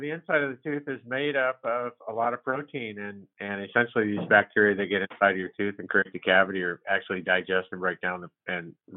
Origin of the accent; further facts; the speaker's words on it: Albany, United States; I've been in Albany for 37 years